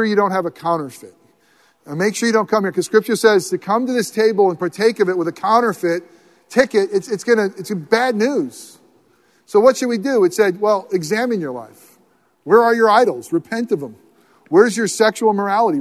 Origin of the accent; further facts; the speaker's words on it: United States; I love being in America